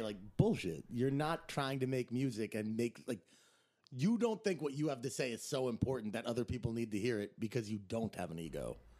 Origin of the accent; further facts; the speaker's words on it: Teaneck, New Jersey, United States; also born or lived in Arizona; now in New York City, United States; I'm from Teaneck, New Jersey